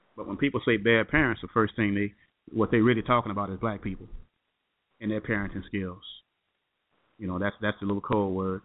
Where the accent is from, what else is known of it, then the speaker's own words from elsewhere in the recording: Chicago, Illinois, United States; moved away; back home to Chicago, my hometown